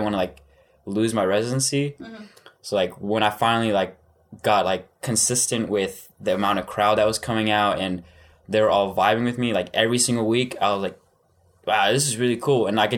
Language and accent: English; Denton, Texas, United States; I'm from Denton, Texas.